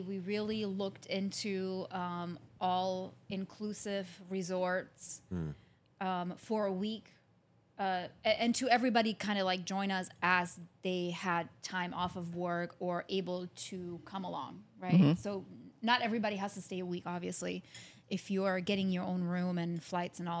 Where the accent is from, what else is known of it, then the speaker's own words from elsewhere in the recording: Germany; moved away; I was born and raised in Germany. So my whole family lives in Europe